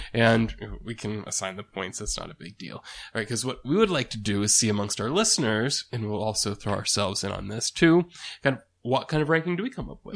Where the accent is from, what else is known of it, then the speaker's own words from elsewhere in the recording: United States; first language English; speaking as an American, right, who's a native, well, American speaker